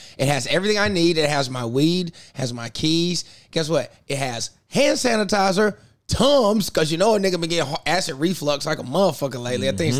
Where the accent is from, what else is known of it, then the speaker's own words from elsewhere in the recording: South Carolina, United States; I'm from South Carolina, you grew up with guns